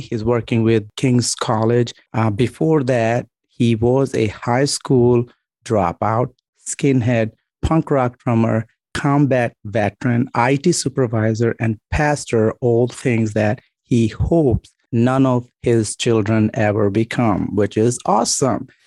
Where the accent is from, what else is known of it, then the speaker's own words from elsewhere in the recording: Pakistan; I'm Pakistani.